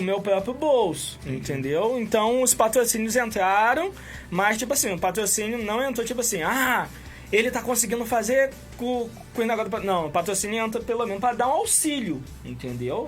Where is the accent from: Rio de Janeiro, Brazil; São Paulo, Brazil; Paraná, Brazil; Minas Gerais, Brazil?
Rio de Janeiro, Brazil; Campos dos Goytacazes; a gente é daqui de Campos